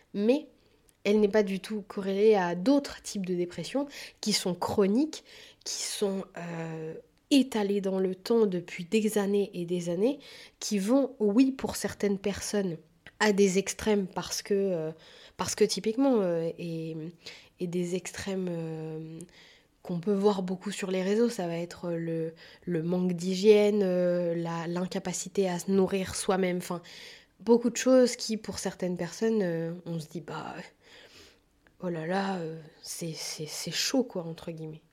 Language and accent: French; France; petite occidentale qui a toujours vécu en France